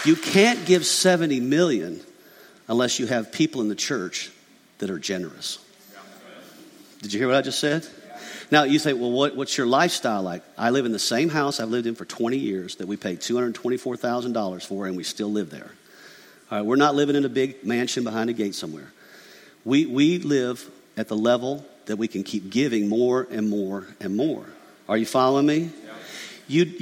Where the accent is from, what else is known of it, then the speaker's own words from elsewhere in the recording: McDonough, Georgia, United States; I grew up in McDonough, Georgia, a little country podunk town with a dirt road